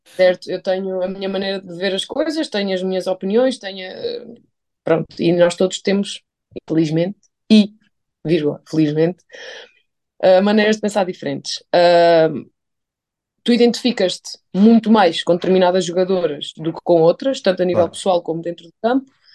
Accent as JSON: {"language": "Portuguese", "town": "Gafanha da Nazaré", "region": "Centro", "country": "Portugal", "tie": "born or raised there", "moved": "yes", "said": "eu vim da Gafanha da Nazaré, uma pequena, grande cidade, em Aveiro"}